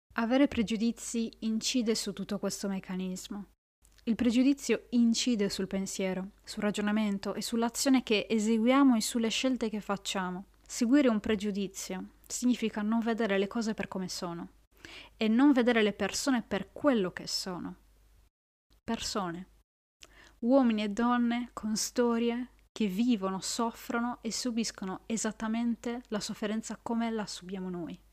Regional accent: Italy; nel mio paese, l'Italia

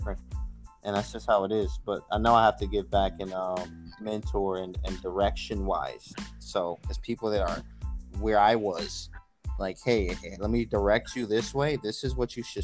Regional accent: Detroit, Michigan, United States; I'm from Detroit, Michigan

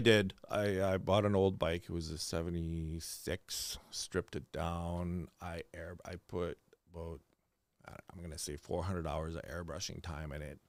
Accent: Hearst, Ontario, Canada; moved away as an adult; now in Thunder Bay, Canada; I'm actually born and raised in Hearst

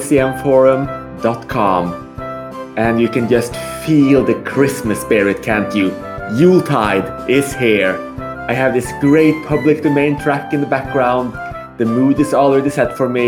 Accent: Norway; moved away as an adult; now in Malta; me specifically as the resident Norwegian

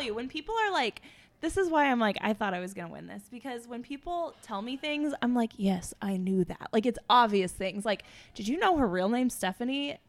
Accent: Missouri, United States; also born or lived in Chicago; I'm from Missouri, but my mom is from Kansas

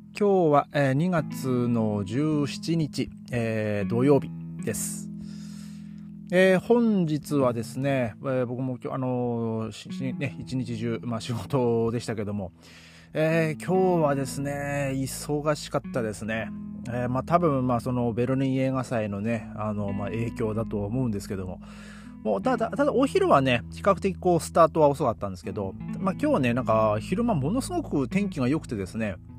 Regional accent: Japan; now in Germany; 僕ね、日本人

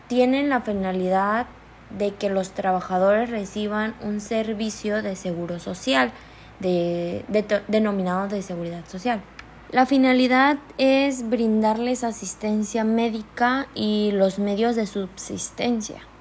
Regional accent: Chiapas, Mexico; yo tengo acceso al ISTECH porque soy de Chiapas

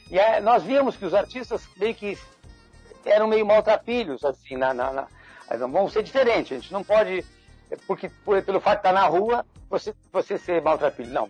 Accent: Rio Grande do Sul, Brazil; nós viemos do Rio Grande do Sul, e aí é, chegamos no Rio de Janeiro, é, tentando fazer teatro

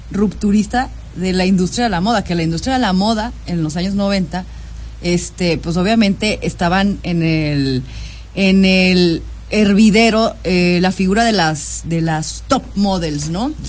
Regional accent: Mexico City, Mexico; born there; now in Jalisco, Mexico; sí, yo nací en la Ciudad de México, pero ahora vivo en Jalisco, ya tengo casi tres años viviendo en Jalisco

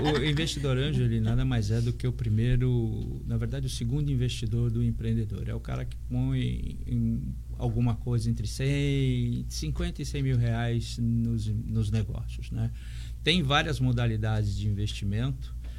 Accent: São Paulo, Brazil; now in Santos, Brazil; eu sou de São Paulo e moro aqui já há bastante tempo.

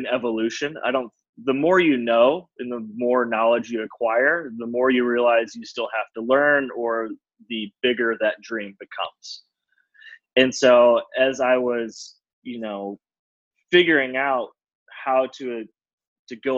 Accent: Cleveland, Ohio, United States; also born or lived in Denver; now in Chicago, United States; I grew up in Cleveland

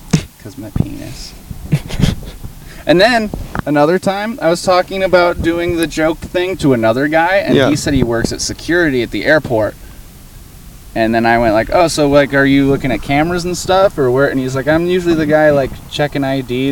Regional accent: McCall, Idaho, United States; now in Boise, United States; I was also from McCall

